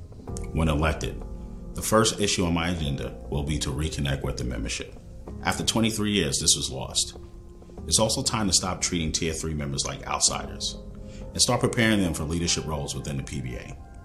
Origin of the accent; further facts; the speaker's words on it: New York City, New York, United States; Growing up in Brooklyn